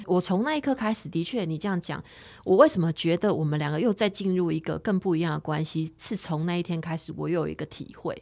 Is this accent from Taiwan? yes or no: yes; Taiwan; 我们是台湾人